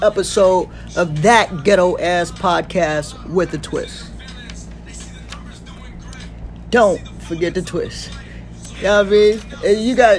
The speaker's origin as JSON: {"language": "English", "town": "Detroit", "region": "Michigan", "country": "United States", "tie": "born or raised there", "said": "I grew up on Detroit's east side. Lived there all the way up into high school, where I got in a little bit of trouble. Ended up moving to the west side."}